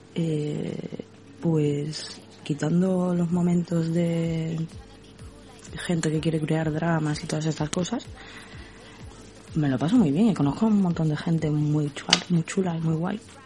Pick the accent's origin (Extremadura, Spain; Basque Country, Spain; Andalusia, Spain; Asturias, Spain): Andalusia, Spain; Cádiz; De España, Cádiz, el sur de España.